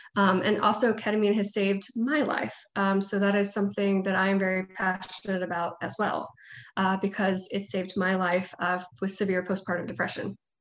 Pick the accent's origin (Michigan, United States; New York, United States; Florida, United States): Florida, United States; Panama City; also born or lived in Gainesville, Florida / Tampa, Florida; now in Tallahassee, United States; i was born and raised in panama city um, so I'm from there, homegrown. Uh, I live in Tallahassee now.